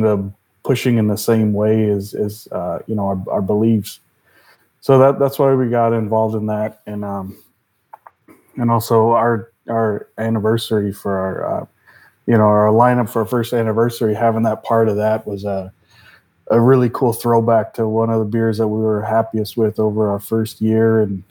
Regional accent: United States; moved away; I am American. So seeing how things were back home

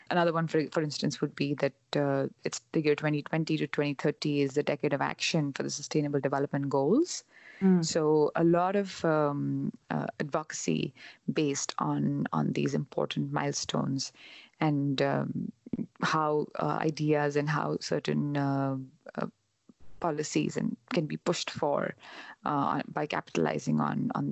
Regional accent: India; now in Canada; when I was traveling from India to Canada and then here

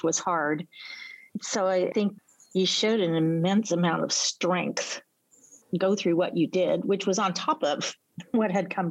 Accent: United States; a little blonde-haired, blue-white American kid that just came to visit for a year

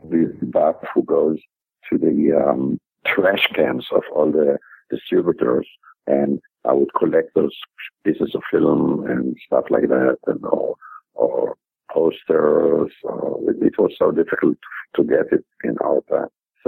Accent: Israel; I was born and raised in Israel.

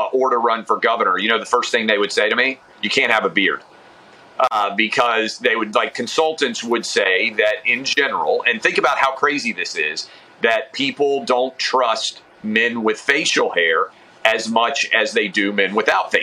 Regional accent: the South, United States; I grew up in the South

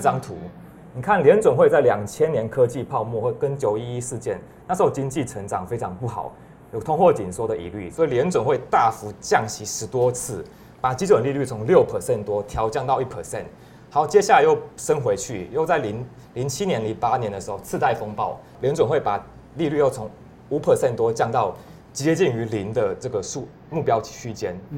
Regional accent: Taiwan; 像是我们台湾人投资美股要承担什么汇率风险？

